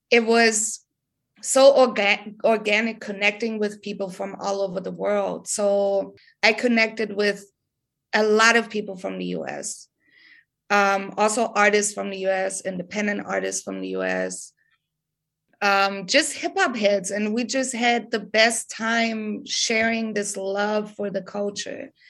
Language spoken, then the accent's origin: English; Germany; English is a second language; because all these hip hop heads where I'm from, uh, like in my hometown, every show I would go to, it's all white kids, right? It's all German kids.